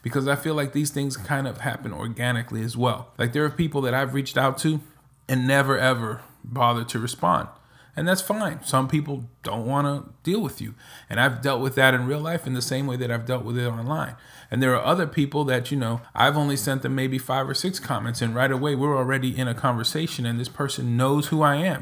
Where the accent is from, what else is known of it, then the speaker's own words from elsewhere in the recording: New York, United States; moved away as an adult; also born or lived in Nevada / Florida / New Jersey / Dominican Republic; now in Texas, United States; I'm originally from New York, spent the majority of my life in New York